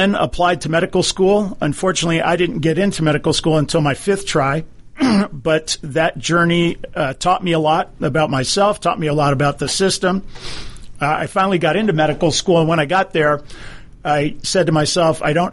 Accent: Hawaii, United States; now in Atlanta, United States; I grew up in Hawaii. My father was a naval officer

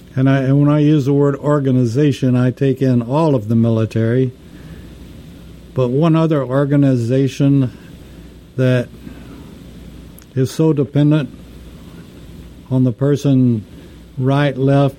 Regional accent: Texas, United States; besides an American, I'm also a Texan

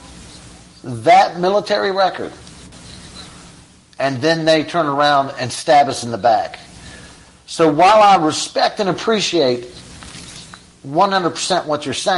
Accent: United States; as American people that support our soldiers

